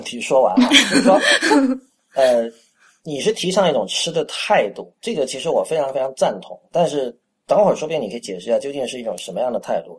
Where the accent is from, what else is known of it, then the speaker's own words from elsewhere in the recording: Shenzhen, Guangdong, China; moved away as an adult; also born or lived in Panyu, Guangdong (ancestral); now in Beijing, China; 我在深圳长大，我三岁哦。到十八岁都是在深圳